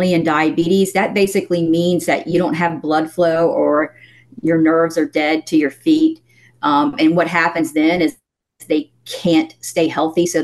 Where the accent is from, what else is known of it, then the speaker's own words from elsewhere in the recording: the South, United States; I'm from the South